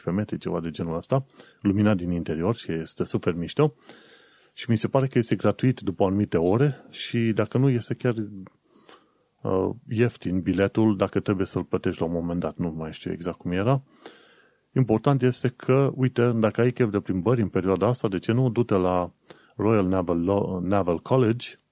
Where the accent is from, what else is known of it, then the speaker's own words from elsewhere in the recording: Romania; now in London, United Kingdom; un român în Londra